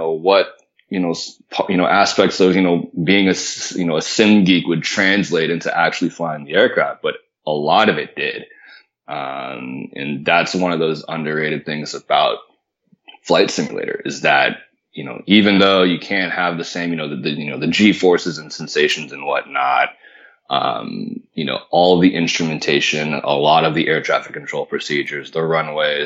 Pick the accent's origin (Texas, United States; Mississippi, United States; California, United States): California, United States; Marin County, Northern; moved away as an adult; also born or lived in Florida; I grew up in Northern California, a little bit north of San Francisco, in a little town called Marin County